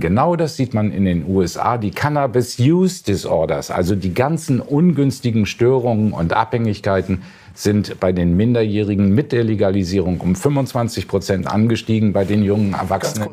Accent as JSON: {"language": "German", "region": "Hamburg", "country": "Germany", "said": "ich sage Ihnen als Hamburger"}